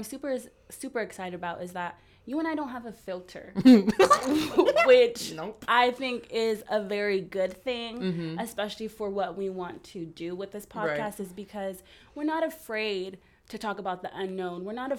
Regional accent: California, United States; now in Oregon, United States; we are both in Oregon right now, but we are both originally from the Bay Area.

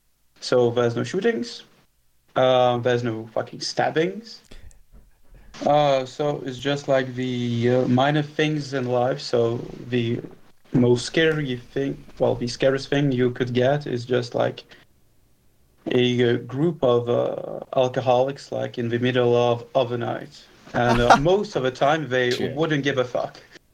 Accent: France; English is a second language; So, as you've said, I'm from France, although that's a little bit of a stretch because I'm literally from everywhere. Like, my mother is Russian, although she's not really Russian. My father is from France, but his grandfather is from fucking Brazil.

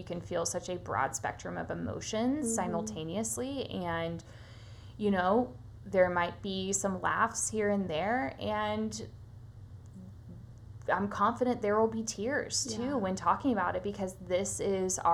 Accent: Nashville, Tennessee, United States; I was born and raised here in Nashville, Tennessee, and I live here now

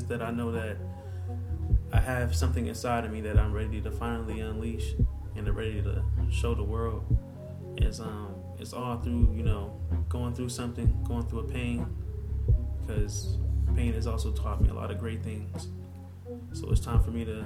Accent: Youngstown, Ohio, United States; now in Los Angeles, United States; I come from the Cleveland area. I come from Youngstown, Ohio, the 330 area

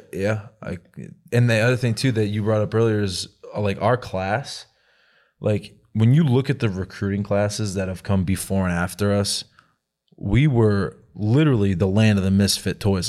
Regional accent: Lynn, Massachusetts, United States; moved away; me growing up in Boston, all I did was think about the Red Sox

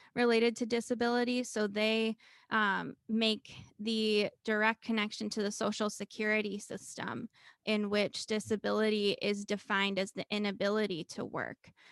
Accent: Cincinnati, Ohio, United States; moved away as an adult; also born or lived in Murray, Kentucky / Minnesota; my hometown of Cincinnati, Ohio

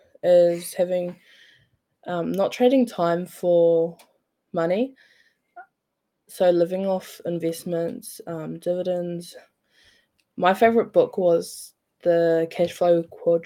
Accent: Napier, Hawke's Bay, New Zealand; Growing up, I grew up in Napier.

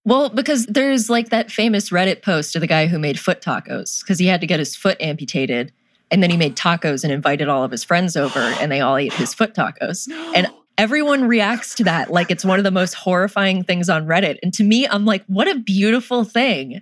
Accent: North Carolina, United States; I'm from North Carolina

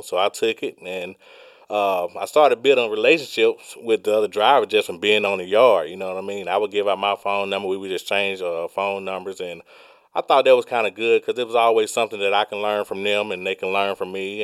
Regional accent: Georgia, United States; I was born and raised in Georgia.

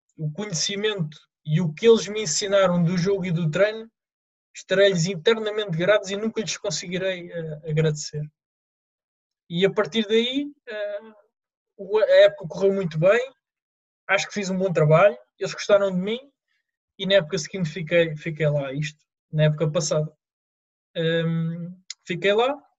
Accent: Lisbon, Portugal; sempre no clube da, da, minha, da minha terra, no Rodense

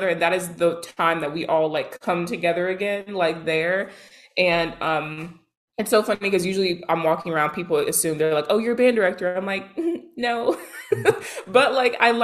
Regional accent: Tallahassee, Florida, United States; I'm from Tallahassee

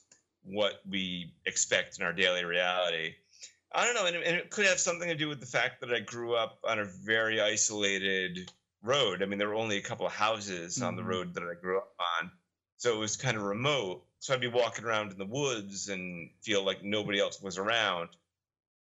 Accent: Rhode Island, United States; I grew up in Rhode Island, which weirdly is H.P. Lovecraft country, and it was very rural

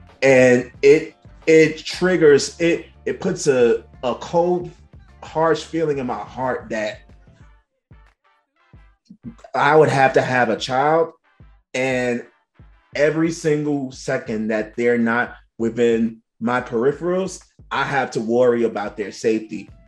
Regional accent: New York City, New York, United States; I grew up in Bed-Stuy

